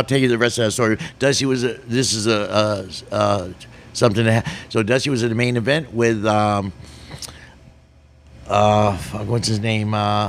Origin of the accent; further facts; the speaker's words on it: Tampa, Florida, United States; I grew up in Tampa